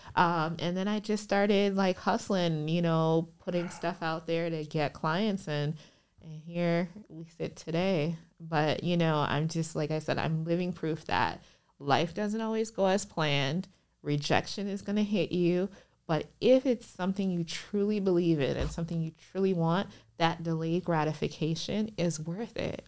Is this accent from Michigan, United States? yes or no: no; Minnesota, United States; born or raised there; moved away as an adult; also born or lived in Liberia / Chicago